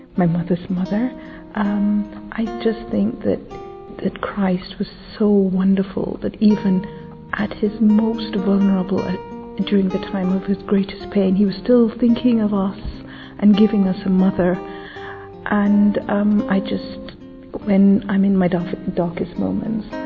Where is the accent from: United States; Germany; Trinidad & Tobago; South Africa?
Trinidad & Tobago; now in London, United Kingdom; I was born in Trinidad, but I live in London